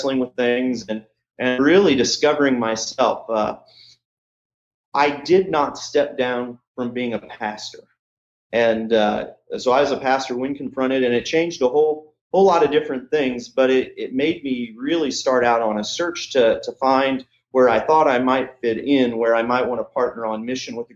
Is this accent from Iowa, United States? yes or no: no; Kansas, United States; moved away as an adult; also born or lived in Illinois; now in Lawrence, Kansas, United States; we didn't grow up in, Lawrence, but we grew up in Kansas